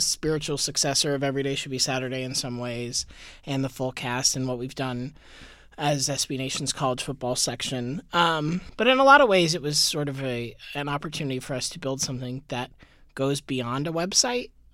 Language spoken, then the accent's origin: English; Tampa, Florida, United States; also born or lived in Gainesville, Florida; now in New York, United States; I grew up, I was born in Gainesville, but I spent really the bulk of my formative years in Tampa